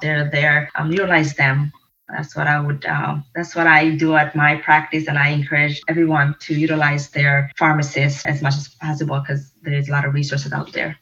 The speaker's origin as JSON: {"language": "English", "town": "Detroit", "region": "Michigan", "country": "United States", "tie": "born or raised there", "also_born_or_lived": "Sylhet, Bangladesh / Virginia", "said": "for my majority of my life stayed and you know grew, grew up in Detroit, Michigan, and went to schools here"}